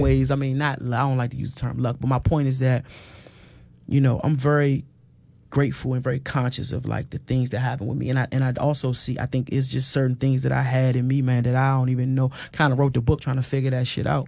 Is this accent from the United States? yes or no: yes; Washington, District of Columbia, United States; I grew up on Hanover Place um, in Northwest Washington